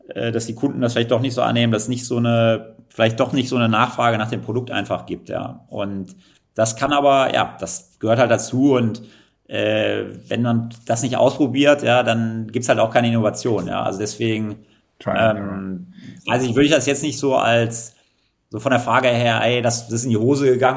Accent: Kleve, North Rhine-Westphalia, Germany; moved away as an adult; also born or lived in Netherlands; ich komme ja, ja wie du äh, aus Kleve vom schönen Niederrhein

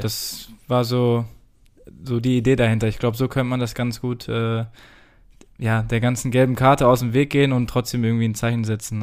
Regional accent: Germany; wir als, als Deutsche

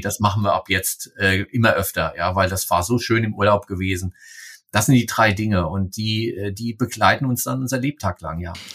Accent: Hesse, Germany; Ich komme aus Hessen, äh, wo ich drauf geprägt bin

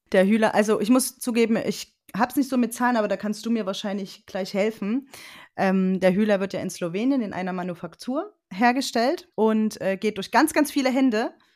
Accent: Leipzig, Saxony, Germany; ich komme aus dem Raum Leipzig

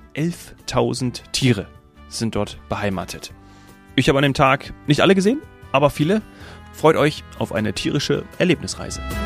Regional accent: Munich, Bavaria, Germany; ich komme ja gewöhnlich aus München

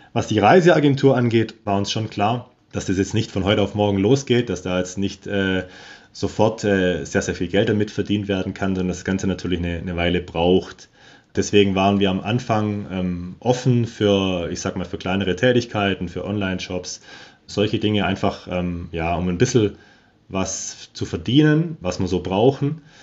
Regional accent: Germany; moved away as an adult; now in Patagonia, Argentina; bei uns in Deutschland

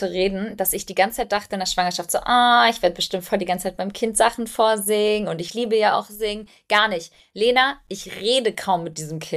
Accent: Albania; now in Germany; Ich bin Albanerin, meine Mama hat albanische Kinderlieder gesungen.

